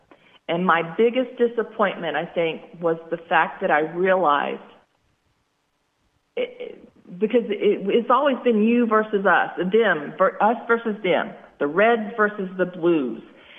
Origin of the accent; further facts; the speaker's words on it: United States; Being an American I've loved the fact that I got to serve my country in the Army.